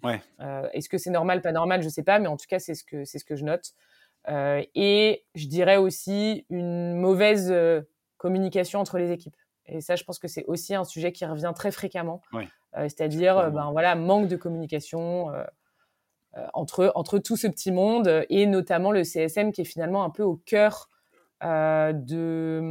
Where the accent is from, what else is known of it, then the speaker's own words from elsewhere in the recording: Brittany, France; je suis bretonne